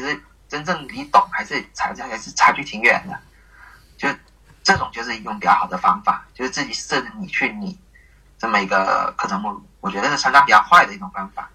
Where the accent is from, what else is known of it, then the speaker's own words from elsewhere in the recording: Guangdong, China; 出生在广东这边的地区